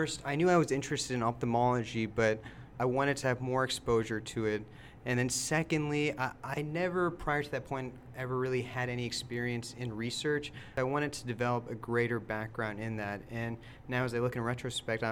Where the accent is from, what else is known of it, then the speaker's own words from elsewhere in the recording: Houston, Texas, United States; I'm born and raised in Houston.